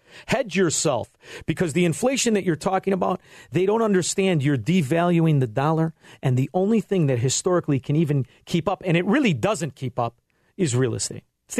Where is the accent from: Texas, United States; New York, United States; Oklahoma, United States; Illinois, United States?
Illinois, United States; Chicago; I'm from Chicago